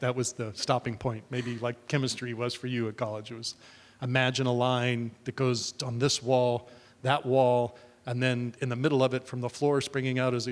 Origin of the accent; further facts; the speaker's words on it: Dunedin, Florida, United States; also born or lived in Hollywood, Florida / Indian Harbour Beach, Florida; So I moved to Dunedin, which is where I went to elementary, sixth grade, and then junior high, and then high school in 1972.